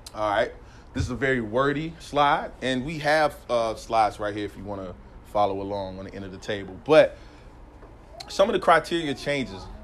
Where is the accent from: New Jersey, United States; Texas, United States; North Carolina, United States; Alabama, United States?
North Carolina, United States; moved away as an adult; now in San Jose, United States; I grew up in North Carolina, East Coast, Southern East Coast